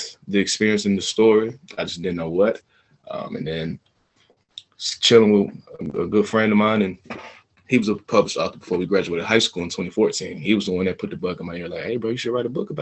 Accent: Atlanta, Georgia, United States; I'm from Atlanta, Georgia, 26 years old

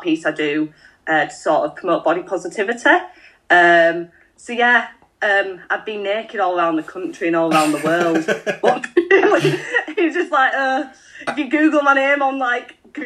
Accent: Bradford, Yorkshire and the Humber, United Kingdom; my hometown Bradford

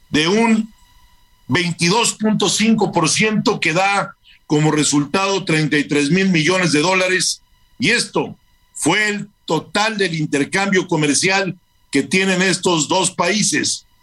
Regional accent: Mexico; no solo como personas, sino como mexicanos, que son un orgullo para todos los que somos connacionales

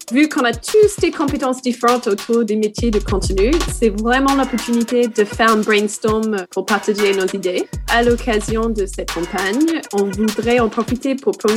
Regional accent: New Zealand; first language English; French is a second language; bah, je suis néo-zélandaise, donc euh

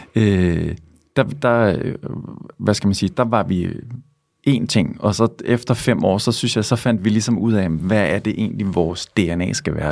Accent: Svendborg, Southern Denmark, Denmark; now in Copenhagen, Denmark; jeg er fra Svendborg, og så da jeg flyttede til København

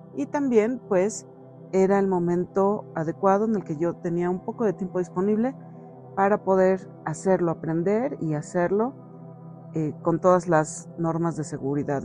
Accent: Mexico; aquí en mi país, en México

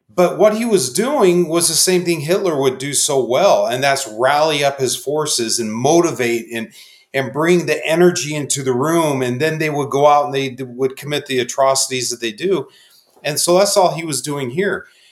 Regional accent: Phoenix, Arizona, United States; born and raised in Phoenix

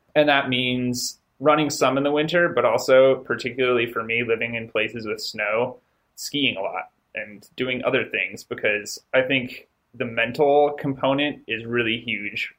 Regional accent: Durango, Colorado, United States; moved away as an adult; also born or lived in Gunnison, Colorado; now in Logan, United States; I grew up in Colorado, um, grew up in Durango, and spent, man, my first 24 years living in Colorado.

